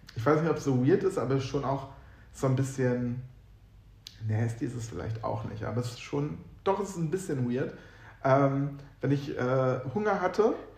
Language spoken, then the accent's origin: German; Northern Germany, Germany; ich komme aus Norddeutschland